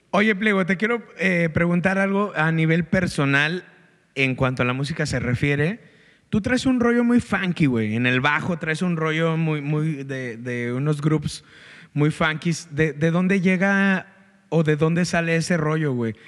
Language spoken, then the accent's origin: Spanish; Guanajuato, Mexico; now in Monterrey, Mexico; soy un engrido de Guanajuato. Creo que soy un vato que está súper orgulloso de ser de Guanajuato